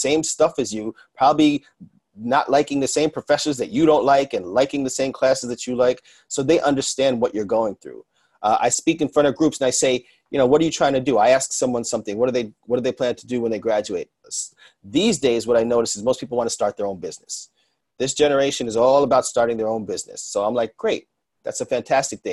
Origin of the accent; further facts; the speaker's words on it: New York City, New York, United States; being a New Yorker